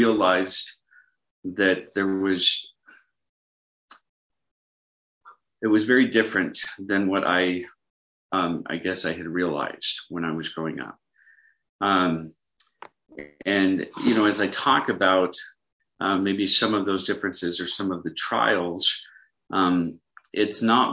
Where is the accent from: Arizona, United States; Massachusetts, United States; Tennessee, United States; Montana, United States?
Arizona, United States; Mesa; now in Holbrook, United States; I grew up in Mesa, Arizona